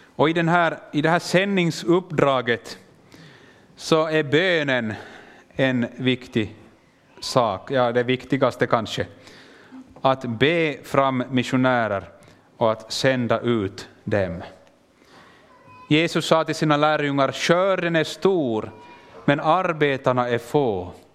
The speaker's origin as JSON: {"language": "Swedish", "country": "Finland", "also_born_or_lived": "Kenya", "said": "jag kommer från Finland men jag pratar svenska"}